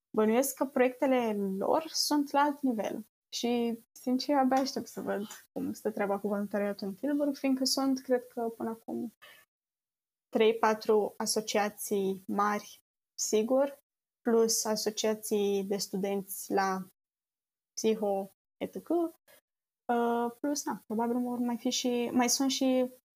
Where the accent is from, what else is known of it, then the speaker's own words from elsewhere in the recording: Romania; moved away as an adult; now in Netherlands; din România